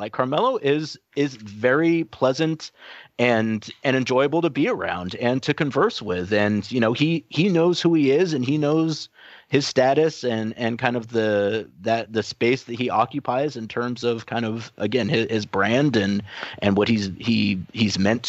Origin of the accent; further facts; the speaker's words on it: New York, United States; this is Portland and, you know, I'm from New York